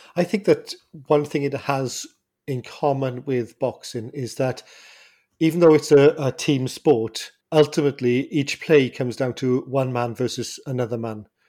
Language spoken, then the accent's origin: English; Welsh, Wales, United Kingdom; I'm Welsh